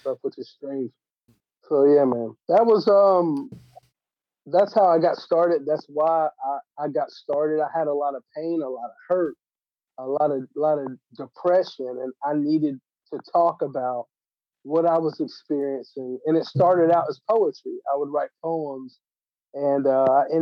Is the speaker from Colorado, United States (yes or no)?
no; Johnson City, Tennessee, United States; Kingsport, Tennessee, which is close to my hometown, like within probably 20 minutes away from Johnson City